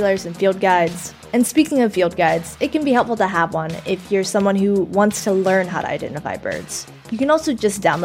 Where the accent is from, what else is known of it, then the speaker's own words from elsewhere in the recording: Texas, United States; I'm from Texas